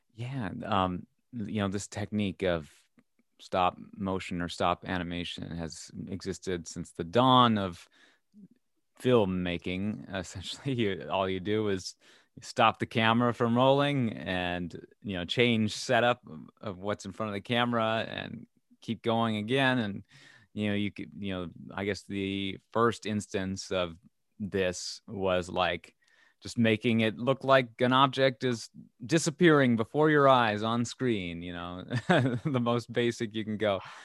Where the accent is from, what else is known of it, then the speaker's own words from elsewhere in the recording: Minnesota, United States; I'm from Minnesota, so there's kind of a shared heritage there